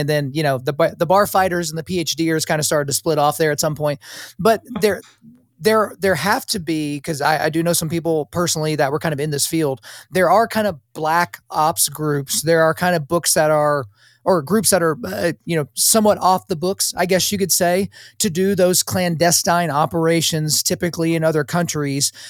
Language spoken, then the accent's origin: English; United States; as an American, as an American with a wife and children